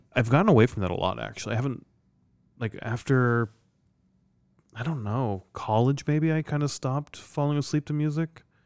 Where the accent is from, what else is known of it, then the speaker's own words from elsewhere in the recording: Iowa, United States; I'm from Iowa